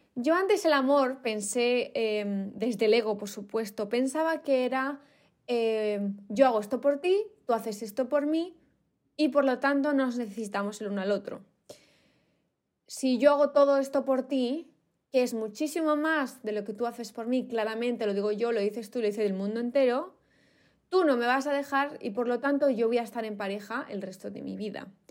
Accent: Spain; me faltaba algo en mi país, en España

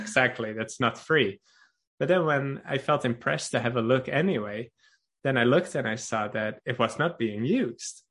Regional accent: Netherlands; now in Norway; I am from Holland

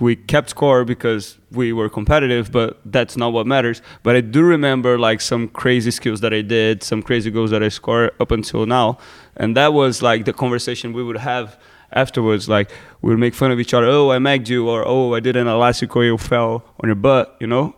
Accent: Brazil; born or raised there; moved away

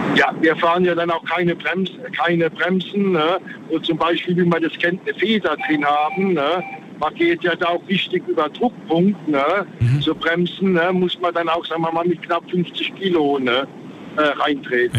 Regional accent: Frankenthal, Rhineland-Palatinate, Germany; Ich komme aus Frankenthal

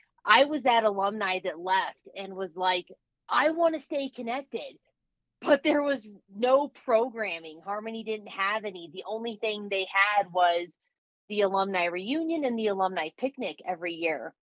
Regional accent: Telluride, Colorado, United States; I am originally born and raised in Colorado. I grew up in Telluride, Colorado.

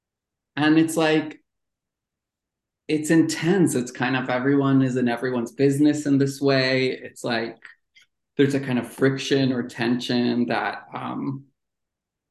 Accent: Jerusalem, Jerusalem District, Israel; moved away; I was born and raised in Jerusalem

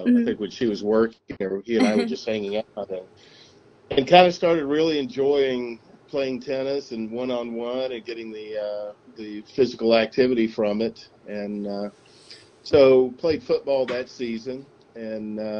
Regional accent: a small town called Marshtown, East Tennessee, United States; I grew up in East Tennessee

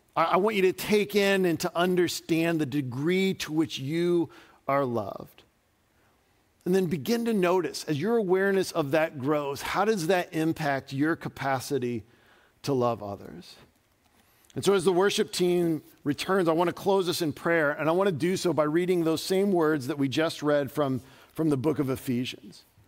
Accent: Dayton, Ohio, United States; moved away; I grew up outside of Dayton, Ohio

